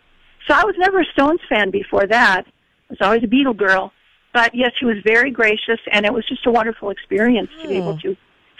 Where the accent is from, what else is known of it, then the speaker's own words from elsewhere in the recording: Minnesota, United States; moved away; I'm still a girl from Minnesota.